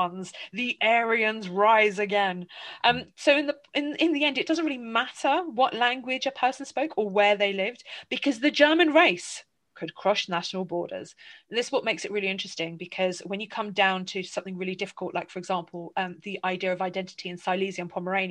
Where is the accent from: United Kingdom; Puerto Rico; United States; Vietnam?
United Kingdom; England; I growing up in England with a family Polish heritage